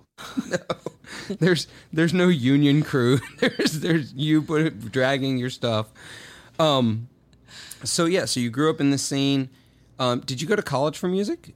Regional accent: Clarksdale, Mississippi, United States; moved away as an adult; also born or lived in Murfreesboro, Tennessee; I grew up in Clarksdale, Mississippi

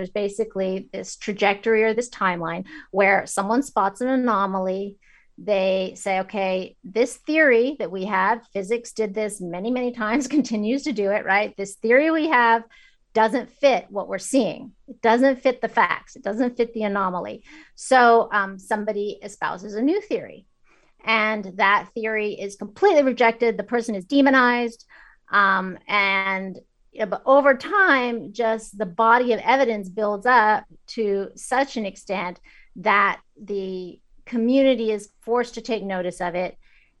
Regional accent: China; also born or lived in Kazakhstan; I grew up in China. I lived in Kazakhstan after the end of the Soviet Union.

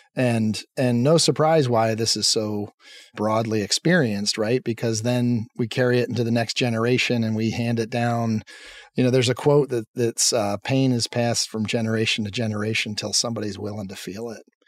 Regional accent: Lancaster, Pennsylvania, United States; I grew up in Pennsylvania in a town called Lancaster

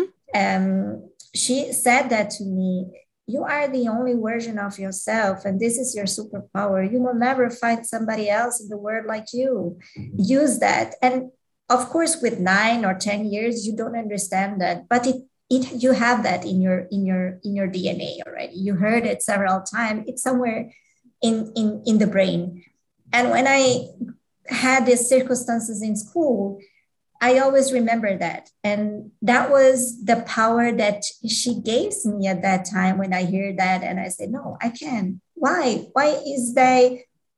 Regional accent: Switzerland; I was born in Switzerland and I was grow up here

